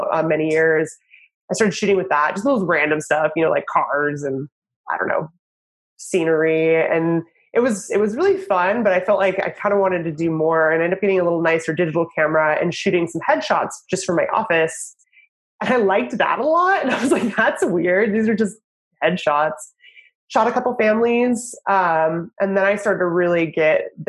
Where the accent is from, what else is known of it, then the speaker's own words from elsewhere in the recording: the Northwest, Pacific Northwest, United States; moved away as an adult; also born or lived in Idaho / Washington / Oregon / Los Angeles; now in Portland, United States; I'm from the Northwest